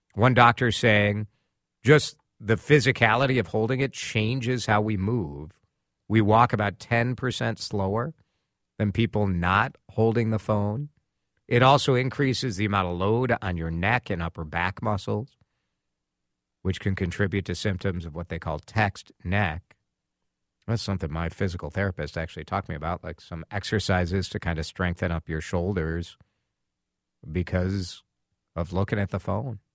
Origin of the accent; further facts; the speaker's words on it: Chicago, Illinois, United States; now in Minnesota, United States; growing up in Chicago